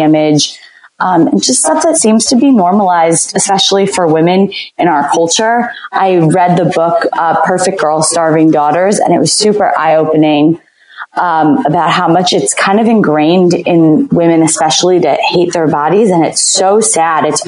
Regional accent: New Jersey, United States; moved away as an adult; also born or lived in the South; I'm originally from New Jersey.

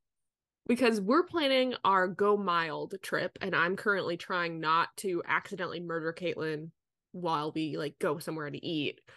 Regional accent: Nebraska Midwest, United States; I am also from the Midwest.

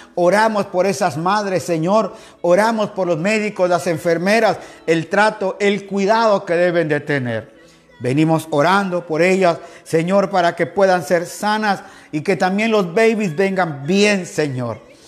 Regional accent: Quetzaltenango, Guatemala; moved away as an adult; now in Guayaquil, Ecuador; Ahí Dios me permitió nacer, ahí crecí en Guatemala

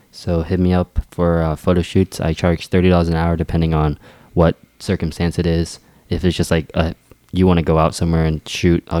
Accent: Loudoun County, Virginia, United States; born or raised there; also born or lived in South Korea / Herndon, Virginia

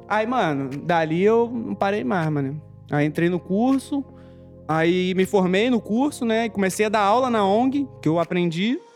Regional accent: Rio de Janeiro, Brazil; Nascido e criado na Rocinha, né? Lá na vila onde eu morava, tinha eu e tinha outro ….

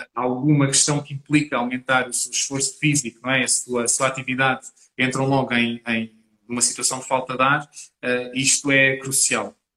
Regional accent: Portugal; eu como português

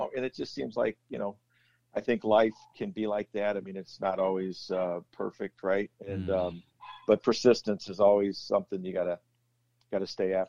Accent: South Bend, Indiana, United States; Youngest of five kids, growing up in the shadow of the dome, just across the river off of Portage.

